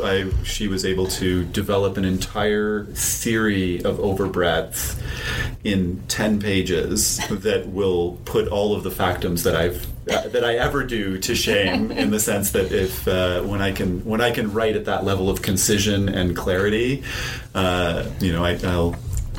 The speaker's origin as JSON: {"language": "English", "region": "Ontario", "country": "Canada", "moved": "yes", "lives_now": "British Columbia, Canada", "said": "I'm from Ontario"}